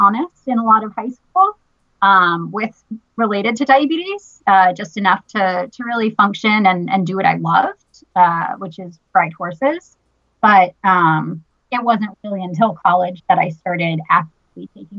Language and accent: English; Boston, Massachusetts, United States; I grew up in Boston, never got out